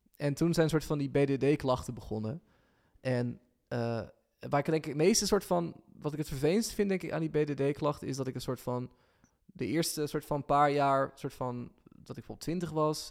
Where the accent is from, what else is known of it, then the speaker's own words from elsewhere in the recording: Lunteren, Gelderland, Netherlands; also born or lived in Ede; ik ben in Lunter opgegroeid, dus het is een beetje dorps